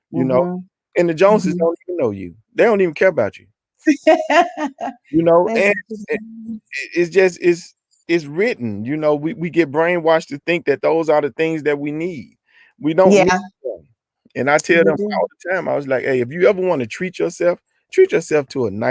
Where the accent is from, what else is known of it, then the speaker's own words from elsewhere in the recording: the South, United States; I'm from the South.